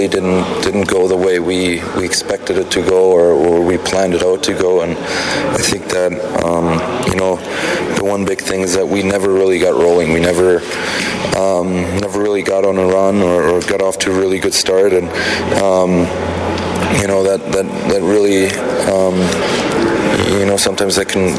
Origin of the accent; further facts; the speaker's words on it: Cologne, North Rhine-Westphalia, Germany; now in Edmonton, Canada; being in my hometown, you know, playing against my dad.